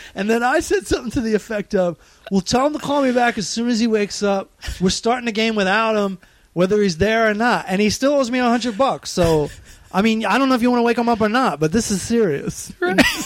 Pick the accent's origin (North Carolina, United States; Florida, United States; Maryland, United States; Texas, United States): Maryland, United States; we're from Maryland, we're Hicks, we're not from New York at all